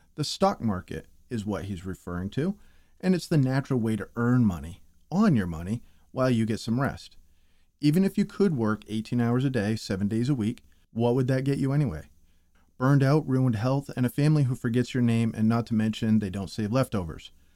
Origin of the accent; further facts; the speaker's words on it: New England, United States; I'm from New England